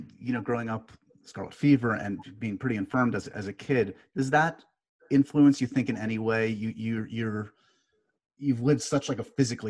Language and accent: English; New York, United States; I'm a New Yorker.